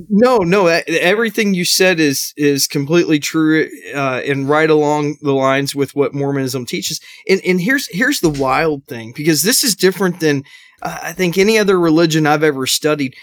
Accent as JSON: {"language": "English", "town": "Arlington", "region": "Texas", "country": "United States", "tie": "born or raised there", "said": "I grew up in Arlington, Texas"}